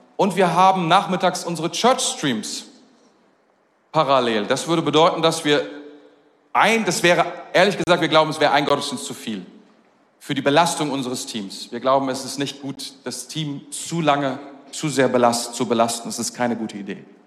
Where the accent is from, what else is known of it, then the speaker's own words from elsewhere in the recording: Germany; als Deutscher